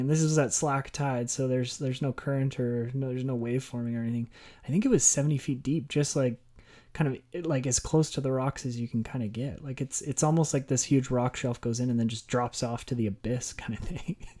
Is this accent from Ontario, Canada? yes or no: no; Okotoks, Alberta, Canada; my hometown in Okotoks